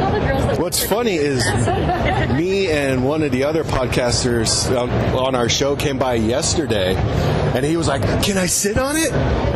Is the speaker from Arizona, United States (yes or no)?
no; Chula Vista, California, United States; I'm from Chula Vista.